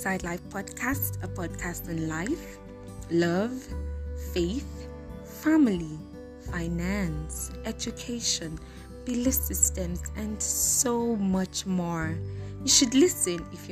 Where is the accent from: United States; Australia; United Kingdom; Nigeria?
Nigeria; I'm Nigerian